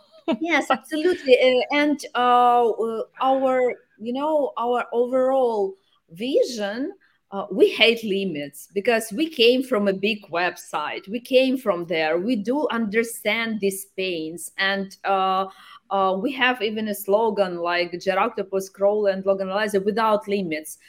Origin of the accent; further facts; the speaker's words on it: Dnipro, Dnipropetrovsk Oblast, Ukraine; my home city is Dnipro